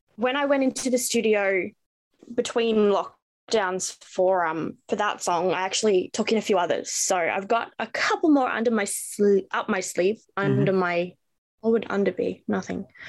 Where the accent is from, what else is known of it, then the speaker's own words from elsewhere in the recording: Melbourne, Victoria, Australia; I am from Melbourne, Australia.